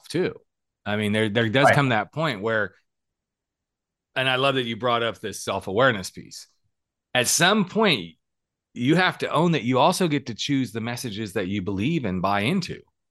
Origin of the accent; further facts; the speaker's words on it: Texas, Oklahoma, United States; moved away; I grew up in Oklahoma, Texas, all those lovely states